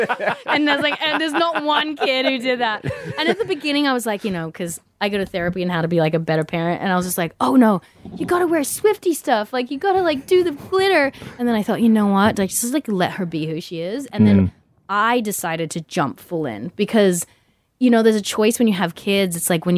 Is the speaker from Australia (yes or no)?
yes; Australia; Growing up in Australia, there's tons of English people.